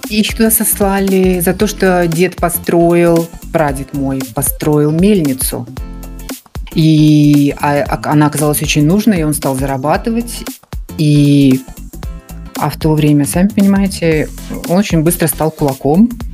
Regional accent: Murmansk, Murmansk Oblast, Russia; moved away as an adult; now in Moscow, Russia; я жила в Мурманске

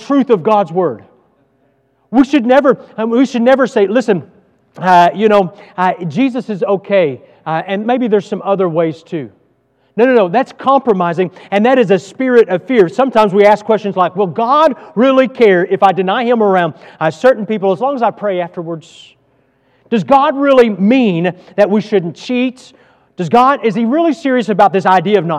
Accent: Texas, United States; moved away as an adult; I'm from Texas and I love Texas

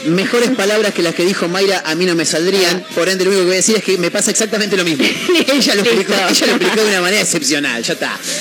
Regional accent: Argentina; somos argentinos.

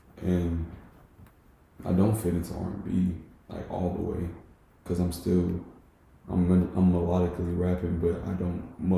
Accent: Jamaica; And I'm Jamaican, so any, like, all world music always, like, speaks to me.

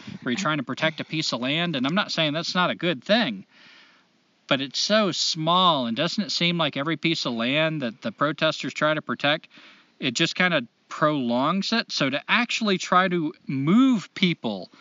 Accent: Laconia, New Hampshire, United States; I was born in New Hampshire, Laconia, New Hampshire

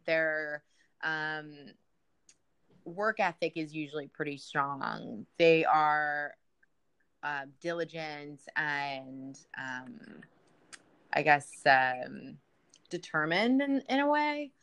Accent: United States; we're American, and that's very clear by our annoying very, accents

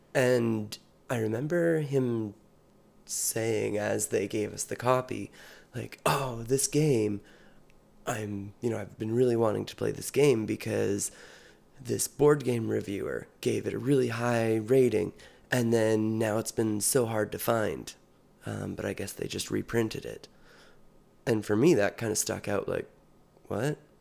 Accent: British Columbia, Canada; also born or lived in Saskatchewan / United States; I was born in Saskatchewan, moved to British Columbia when I was fairly young, and have spent most of the years of my life here.

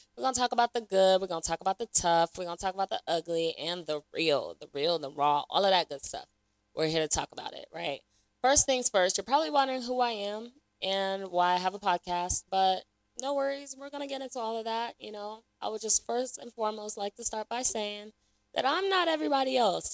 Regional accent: Raleigh, North Carolina, United States; also born or lived in Lagos, Nigeria; I was born in Lagos, Nigeria, so shout out to Nigeria. you know the vibes. Um, I was raised in Raleigh, North Carolina

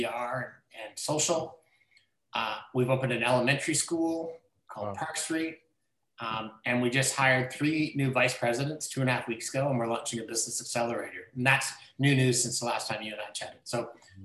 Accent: Orillia, Ontario, Canada; also born or lived in Toronto; I grew up in Orillia, Ontario

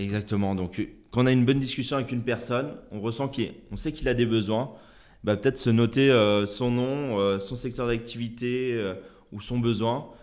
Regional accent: Lyon, Auvergne-Rhône-Alpes, France; je suis de Lyon

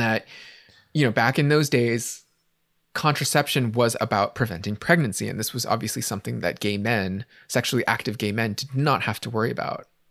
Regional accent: San Francisco, California, United States; growing up in San Francisco in the eighties and nineties

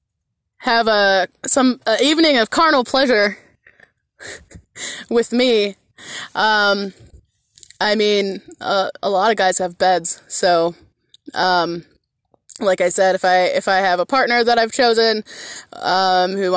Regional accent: Michigan, United States; moved away as an adult; My family lives back in my home state of Michigan. I'm the only one that ventured out, and I did that 11 years ago when I was 20 years old

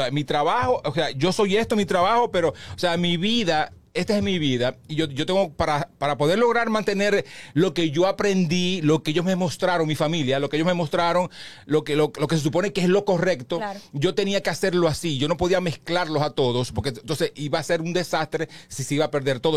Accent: Baní, Peravia, Dominican Republic; now in Santo Domingo, Dominican Republic; mi pueblo que es, que es Baní

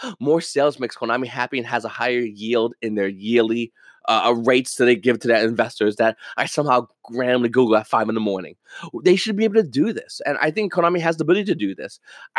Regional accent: New York, United States; I mean, I'm from New York. I like the Yankees.

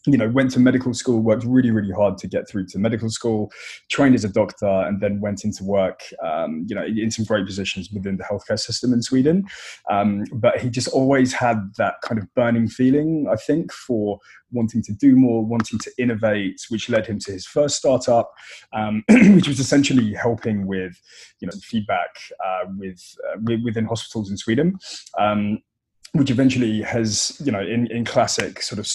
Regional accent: United Kingdom; accent: British; my British accent

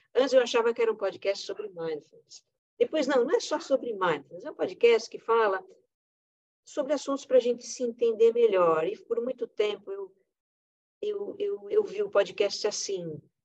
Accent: Brazil; eu como brasileira

